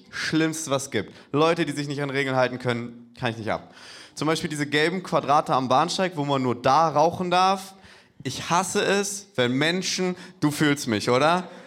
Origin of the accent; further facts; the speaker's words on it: Hamburg, Germany; Ich, ich komme eigentlich aus Hamburg, für mich ist beides ein Abstieg.